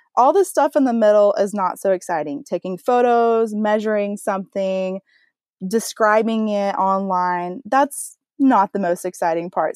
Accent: Texas, United States; I am a wife from Texas, so you might hear a little bit of accent come out here and there

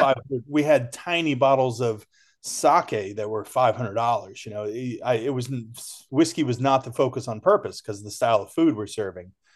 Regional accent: Ohio, United States; moved away; I was born and raised in Ohio

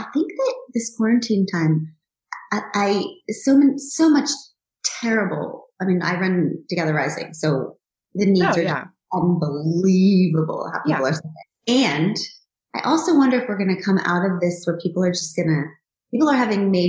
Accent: United States; But then I'm also American

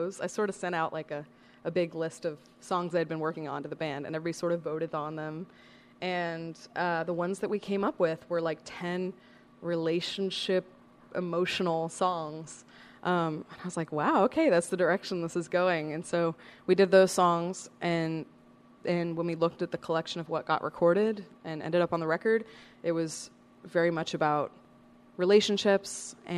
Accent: San Francisco, California, United States; also born or lived in Humboldt County, California; I grew up in the San Francisco Bay Area

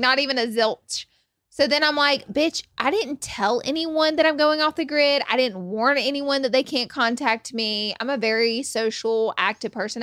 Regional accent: Alabama, United States; moved away; I'm from Alabama

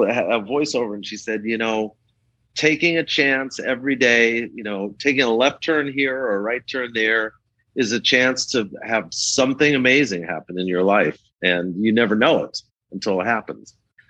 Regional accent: New York City, New York, United States; moved away as an adult; also born or lived in Los Angeles; I was some little Jewish kid growing up in Forest Hills.

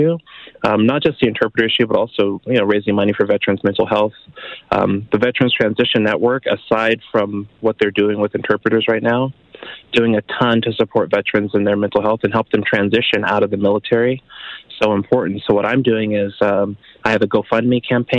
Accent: California, United States; moved away as an adult; also born or lived in Fort Richardson, Alaska; now in Canada; I'm originally from California

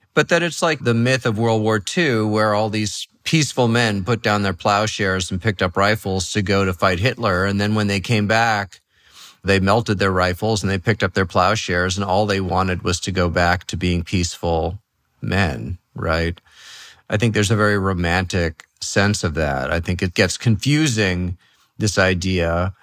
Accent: New York City, New York, United States; moved away; also born or lived in Los Angeles / San Francisco / the middle of the country; I grew up in New York City.

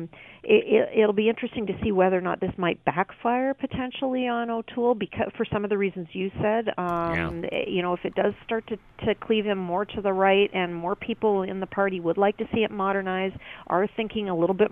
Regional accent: Canada; I'm trying to speak as a Canadian

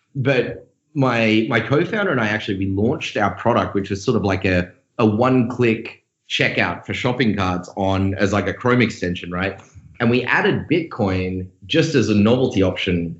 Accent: Australia; accent: Australian; moved away as an adult; also born or lived in Sydney; now in San Francisco, United States; I'm Australian. If you didn't notice my accent, uh, moved over in San Francisco in 2013

